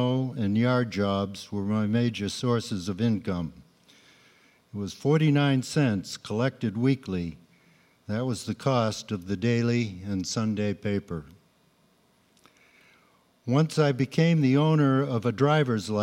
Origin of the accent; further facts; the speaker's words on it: Waltham, Massachusetts, United States; I grew up in Waltham, Massachusetts